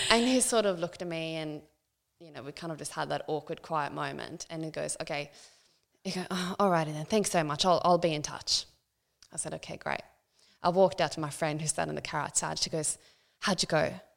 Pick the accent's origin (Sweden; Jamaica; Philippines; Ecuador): Sweden; moved away as an adult; now in Central Coast, Australia; I grew up in a small town um, in Sweden. Um, lived there um, up until I was 18